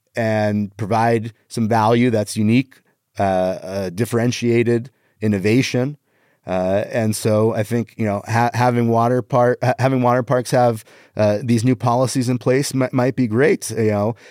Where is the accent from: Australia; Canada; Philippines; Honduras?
Canada; I am Canadian